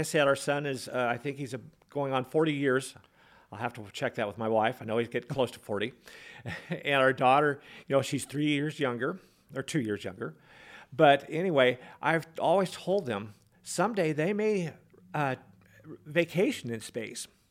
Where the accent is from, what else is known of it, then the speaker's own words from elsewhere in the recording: Peshastin, Washington, United States; I grew up in a little town in central Washington near Leavenworth